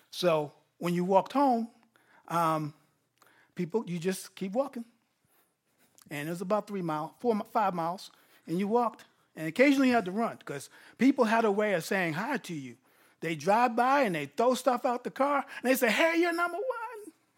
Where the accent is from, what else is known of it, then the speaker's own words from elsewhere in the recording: Grasslands Hospital, New York, United States; I was born in a prison hospital, Grasslands Hospital